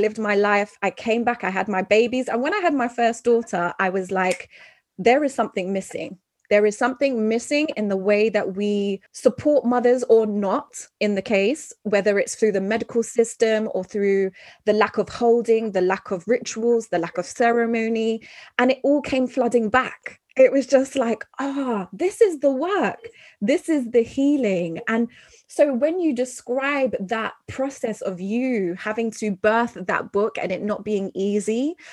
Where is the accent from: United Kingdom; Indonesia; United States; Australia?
United Kingdom; London; growing up in London, being of mixed heritage